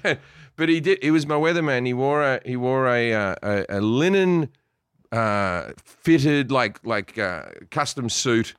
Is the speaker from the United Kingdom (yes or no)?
no; Sydney, New South Wales, Australia; moved away; I grew up in Sydney, one of the, one of the, uh, gayest cities on earth